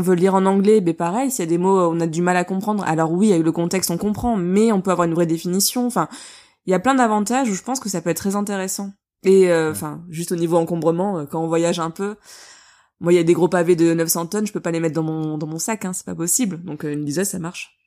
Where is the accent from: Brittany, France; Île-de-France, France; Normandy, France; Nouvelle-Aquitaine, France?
Nouvelle-Aquitaine, France; Bordeaux; tous les deux, on est de Bordeaux